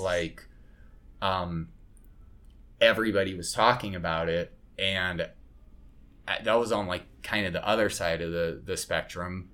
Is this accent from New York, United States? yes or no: no; Colorado, United States; now in Chicago, United States; I'm not from Chicago. I'm originally from Colorado